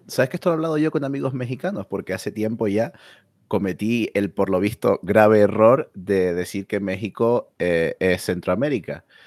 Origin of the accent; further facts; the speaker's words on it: Canary Islands, Spain; mi identidad como canario